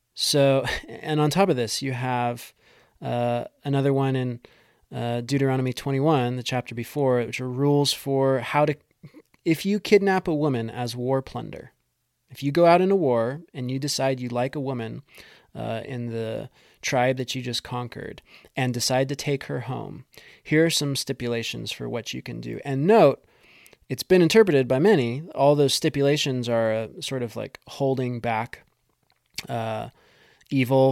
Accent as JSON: {"language": "English", "country": "United States", "said": "as an American"}